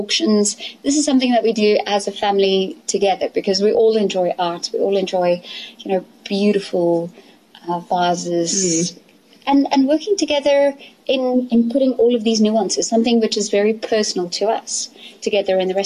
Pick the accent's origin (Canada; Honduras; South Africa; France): South Africa; Elandsfontein, Gauteng; also born or lived in London; I grew up here in Elandsfontein on the farm